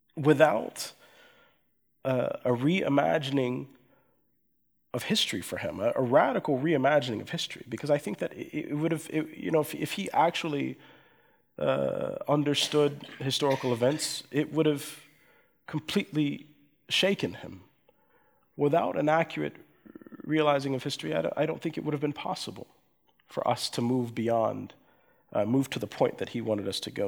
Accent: coastal Georgia, United States; also born or lived in Erlangen, Germany; my father was in the U.S. military, and then we moved to coastal Georgia in the United States

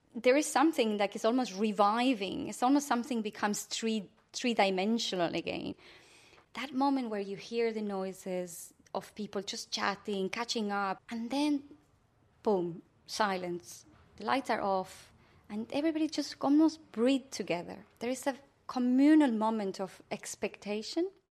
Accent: Buenos Aires, Argentina; moved away as an adult; now in Ireland; growing up in Buenos Aires after dictatorship

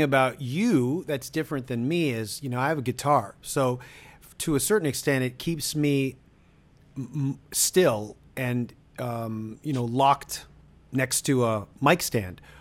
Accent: Toronto, Ontario, Canada; I'm from Toronto.

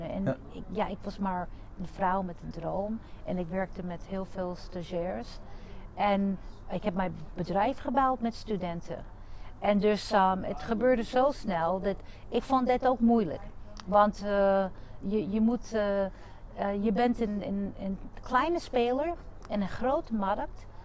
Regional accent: United States; Dutch is a second language; now in Netherlands; ik ben Amerikaans. Ik ben in Amerika geboren en getogen, maar mijn ouders, Santiago, die komen uit Puerto Rico.

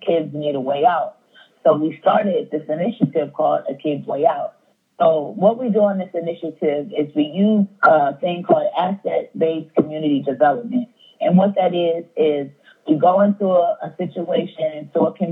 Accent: Wilmington, Delaware, United States; moved away as an adult; I'm from Wilmington. So I'm just sitting on my grandfather's porch, the house that I grew up

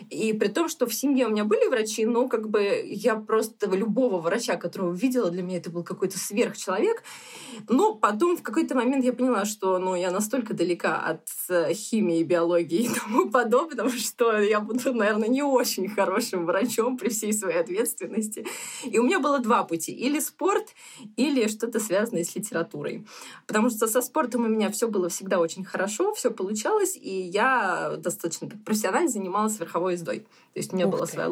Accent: Odesa, Odesa Oblast, Ukraine; Ну, соответственно, мы такие одесситы коренные, я бы сказала, потому что вот э, бабушки, дедушки. И сейчас у нас в Одессе, в принципе, осталась большая часть родственников.

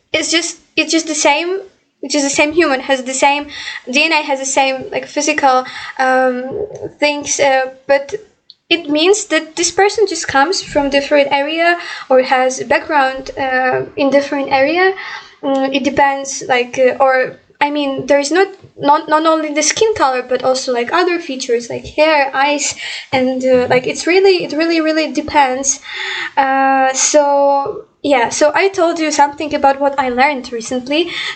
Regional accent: Ukraine; English is a second language; I'm from Ukraine

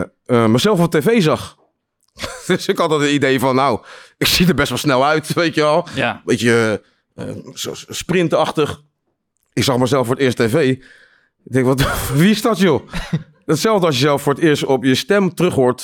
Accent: Leiden, South Holland, Netherlands; ik kom uit Leiden

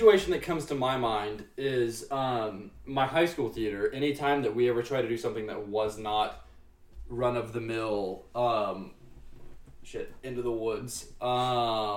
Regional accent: Longview, Texas, United States; I'm hometown, small town, East Texas

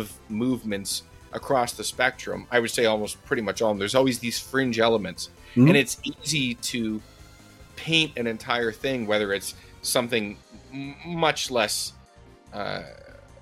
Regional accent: Canada; I'm Canadian

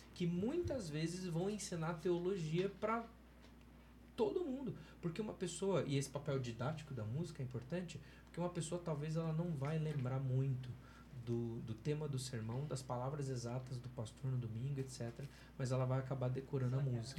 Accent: Campinas, São Paulo, Brazil; A igreja que eu, que eu fui parte e da qual eu cresci lá em Campinas

